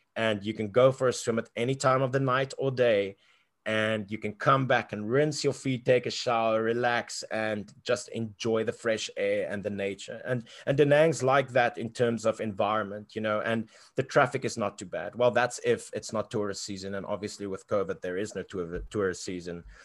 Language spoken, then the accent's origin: English; South Africa; growing up in South Africa